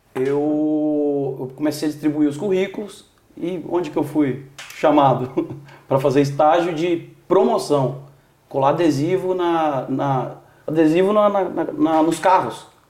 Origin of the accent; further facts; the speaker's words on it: Itanhandu, Minas Gerais, Brazil; moved away as an adult; also born or lived in São Paulo; Itanhandu, Minas Gerais. Ok. Sul de Minas.